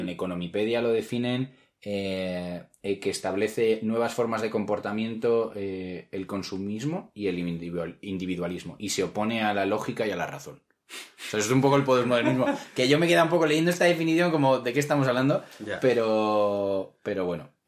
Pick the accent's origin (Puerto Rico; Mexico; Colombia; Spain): Spain; yo me presento eh, como español fuera de España cuando viajo